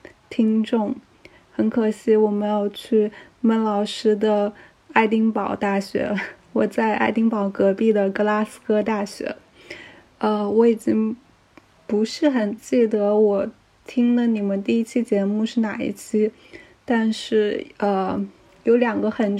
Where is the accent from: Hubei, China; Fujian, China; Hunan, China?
Hubei, China; Wuhan; moved away; 我也是武汉人，我已经有三年没有回回国了，没有回武汉了，所以有时候听到你在节目中会说到一些武汉的事情啊，然后说到家里的事情，就是会让我产生一些共鸣吧。还有就是，我们都是在海外的武汉人